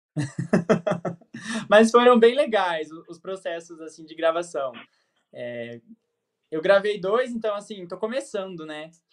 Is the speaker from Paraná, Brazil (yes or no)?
yes; Terra Roxa, Paraná, Brazil; Eu nasci em Terra Roxa, Paraná